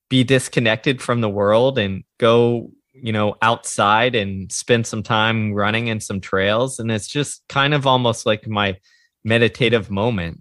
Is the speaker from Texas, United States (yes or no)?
yes; Houston, Texas, United States; I grew up in the suburbs of Houston, Texas.